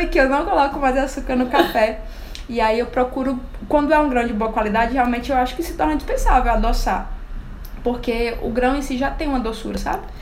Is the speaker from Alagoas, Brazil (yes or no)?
yes; Alagoas, Brazil; sou nordestina, né? Eu nasci em Alagoas